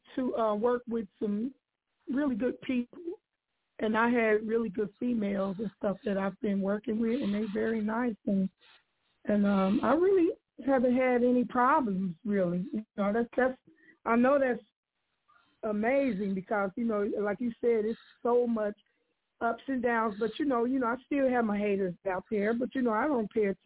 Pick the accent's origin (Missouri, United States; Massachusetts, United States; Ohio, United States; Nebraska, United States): Ohio, United States; now in Atlanta, United States; I'm originally from Ohio, but I live in Atlanta. I've been in Atlanta for a little while now